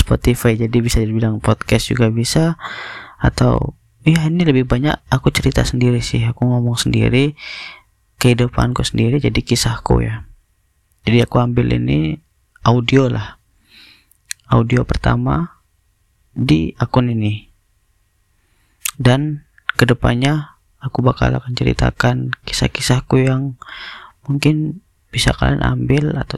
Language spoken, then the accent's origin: Indonesian; Batam, Riau Islands, Indonesia; aku orang Batam